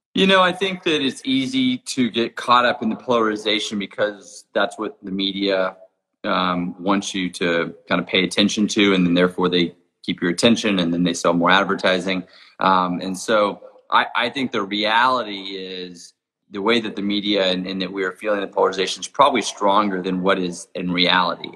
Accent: Jackson Hole, Wyoming, United States; my hometown of Jackson Hole, Wyoming

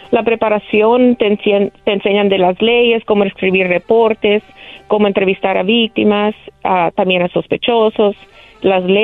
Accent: El Salvador; es como salvadoreño, es un orgullo representar no solo mi país, pero ser mujer latina en una ciudad tan grande.

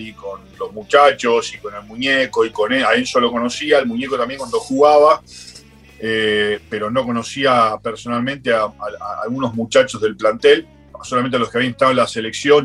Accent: Argentina; now in London, United Kingdom; desde que me fui de Argentina

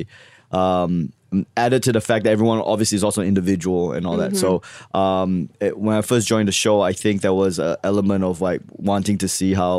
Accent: Australia; now in United States; Yeah, I moved here from Australia.

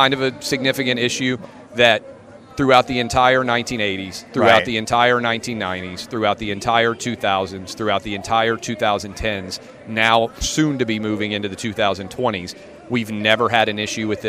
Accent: Nashville, Tennessee, United States; I'm 40, right? So I grew up in Nashville, Tennessee.

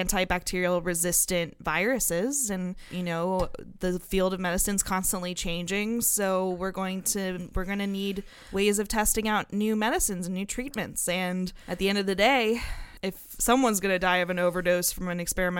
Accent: Florida, United States; I'm from Florida

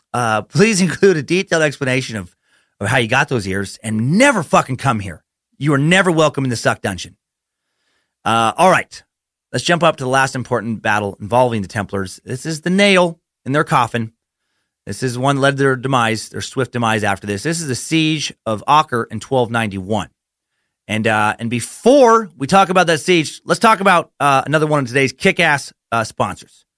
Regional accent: Idaho, United States; I'm from Idaho

